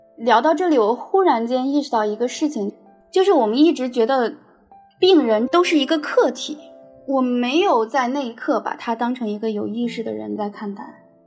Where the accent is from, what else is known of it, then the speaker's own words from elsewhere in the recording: Shandong, China; now in Shenzhen, China; 一名八零后。我老家是在山东，我现在在深圳生活。我是一名实习律师